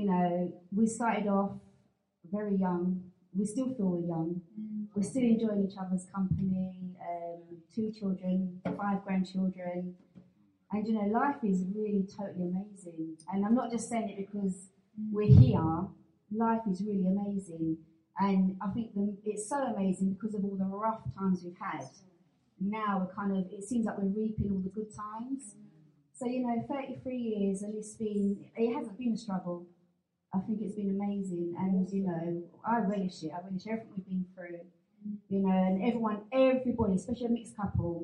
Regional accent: London, United Kingdom; we're from South London

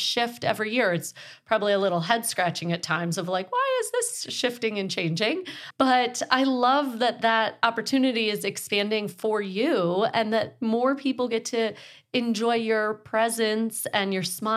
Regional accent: Lake Michigan, Midwest, United States; a Midwesterner that grew up on Lake Michigan

